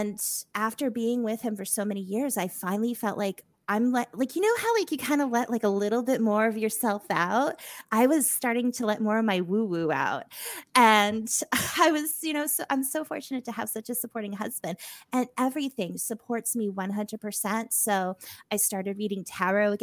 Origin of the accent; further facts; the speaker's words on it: Massachusetts, United States; moved away; I'm originally from Mass.